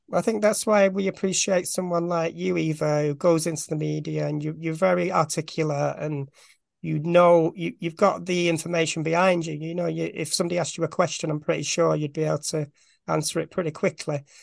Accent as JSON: {"language": "English", "town": "Bolton", "region": "North West England", "country": "United Kingdom", "said": "I'm from Bolton, which is just outside Manchester"}